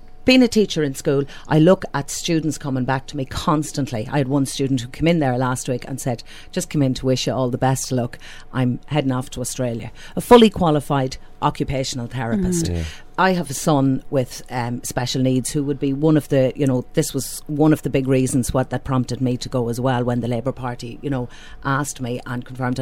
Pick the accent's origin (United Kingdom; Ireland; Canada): Ireland; Dundalk, Leinster; I'm born and bred in Blackrock. Mm-hmm. I've lived in Dundalk all my life.